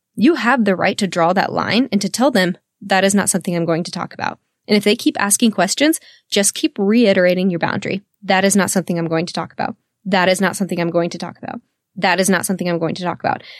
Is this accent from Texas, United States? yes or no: yes; Texas, United States; I'm born and raised in the South, in Texas